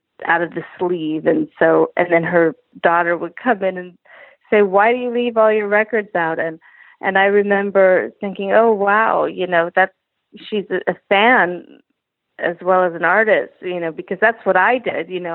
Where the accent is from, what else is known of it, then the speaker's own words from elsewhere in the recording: Los Angeles, California, United States; I grew up in Los Angeles, surrounded by a lot of other entertainers